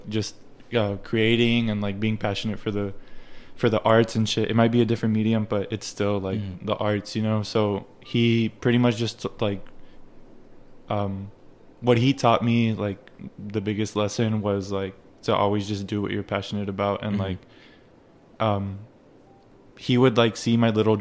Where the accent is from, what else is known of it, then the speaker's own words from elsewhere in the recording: United States; first language Spanish; English is a second language; also born or lived in Mexico; So I come from Mexico, but I was raised here